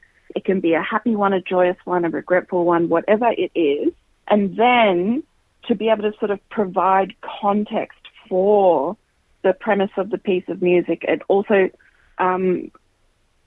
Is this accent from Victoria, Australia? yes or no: no; Queensland, Australia; I grew up in Queensland, and I started playing in youth ensembles in Queensland from when I was 7 years old